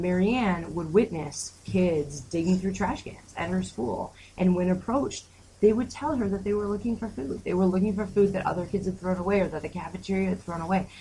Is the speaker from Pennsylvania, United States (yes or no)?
no; Detroit, Michigan, United States; moved away as an adult; now in Grand Rapids, United States; I'm from Detroit